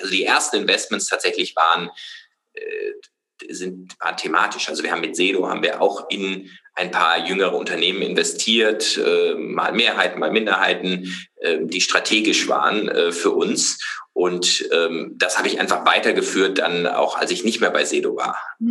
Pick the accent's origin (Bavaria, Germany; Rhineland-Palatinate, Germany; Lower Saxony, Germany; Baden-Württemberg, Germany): Baden-Württemberg, Germany; Freiburg; ich komme aus Freiburg